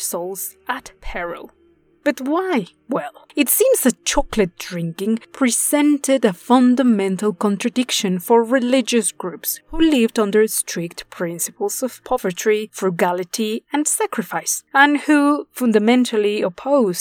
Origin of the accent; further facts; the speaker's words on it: Puebla, Mexico; The city of Puebla, my hometown